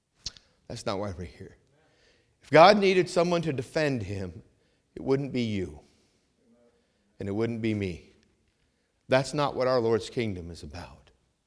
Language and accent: English; Vermont, United States; I grew up hunting in Vermont, and I'm a great shot.